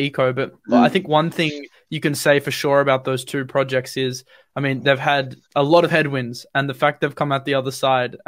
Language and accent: English; Australia; I'm an Australian